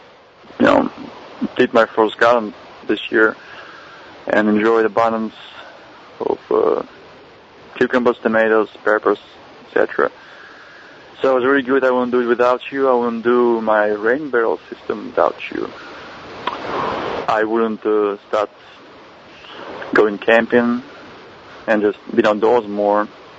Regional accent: Belarus; now in Dallas, United States; because I moved to the U.S. from Belarus, not Ukraine, but Belarus, which is close, about 10 years ago in 2000.

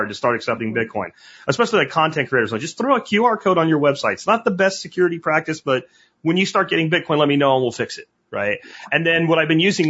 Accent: Pennsylvania, United States; I grew up in kind of like this region of Pennsylvania that is just all Slovakian

